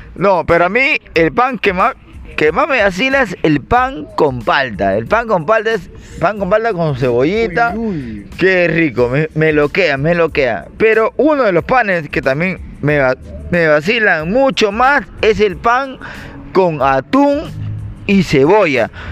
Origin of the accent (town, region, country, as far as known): Peru